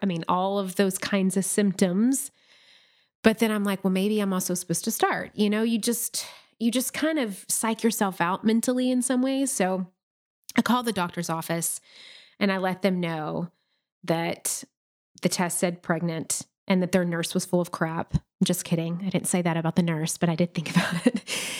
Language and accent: English; Nashville, Tennessee, United States; moved away as an adult; we made the move back to Nashville, which is my hometown this past summer.